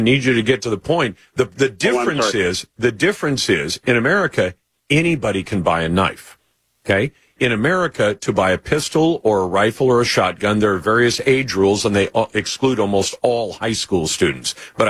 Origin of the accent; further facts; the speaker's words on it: Oxford, Michigan, United States; I grew up in Oxford, Michigan, and graduated from Oxford High School.